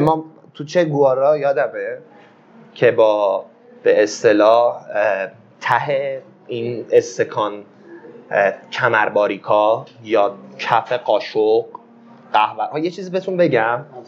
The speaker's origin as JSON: {"language": "Persian", "country": "Iran"}